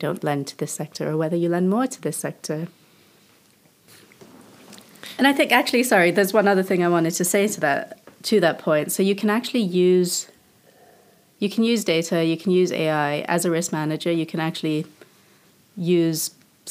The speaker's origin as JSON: {"language": "English", "country": "Indonesia", "tie": "born or raised there", "moved": "yes", "said": "So I grew up in Indonesia"}